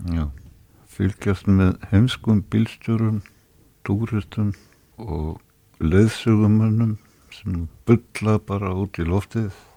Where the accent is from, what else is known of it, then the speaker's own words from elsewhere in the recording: Reykjavík, Capital Region, Iceland; ég var fluttur upp í Breðholt Eðra Breðholt í íbúð sem er upp á þrýðu hæð og þar satt ég og horði út um stofuglugan á blokkina sem ég bjó í sem barn